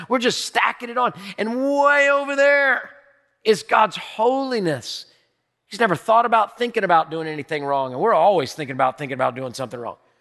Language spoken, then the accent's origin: English; United States; I grew up in America